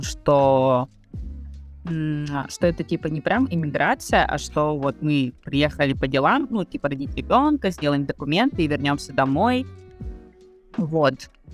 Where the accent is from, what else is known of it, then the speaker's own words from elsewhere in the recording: Yakutia, Sakha Republic, Russia; moved away as an adult; now in Buenos Aires, Argentina; мы все э, из Якутии